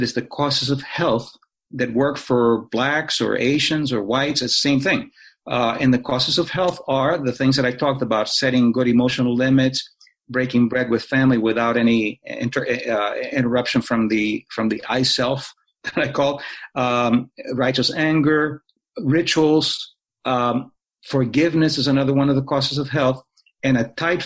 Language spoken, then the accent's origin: English; Cuba; moved away; I was born in Cuba.